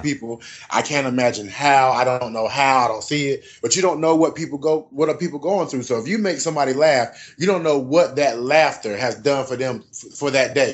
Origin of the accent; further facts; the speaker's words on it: Southern Pines, North Carolina, United States; born and raised from North Carolina, a place called Southern Pines, which is outside of Fayetteville